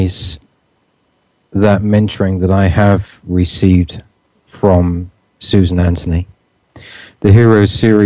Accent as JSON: {"language": "English", "region": "England", "country": "United Kingdom", "tie": "born or raised there", "said": "when I was a kid growing up in England"}